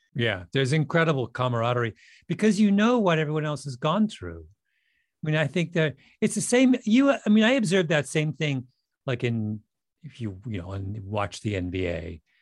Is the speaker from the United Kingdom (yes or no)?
no; Canada; I grew up in Canada